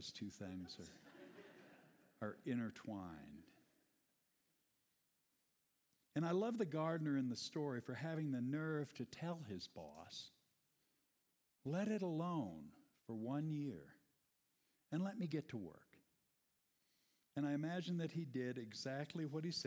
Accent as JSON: {"language": "English", "region": "Iowa", "country": "United States", "tie": "born or raised there", "said": "I grew up in Iowa, son of a father who was practicing organic gardening before it was a thing"}